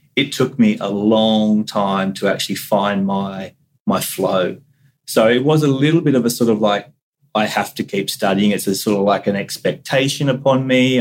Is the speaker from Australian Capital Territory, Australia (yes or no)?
no; Central Coast, New South Wales, Australia; also born or lived in Cairns, Queensland; I was born up in North Queensland at Cairns, which is obviously a, a community which is highly connected to the Great Barrier Reef and to terrestrial environments. And so I do recall uh, distant memories of, of the ocean up there and even moving down to the Central Coast when I was two or three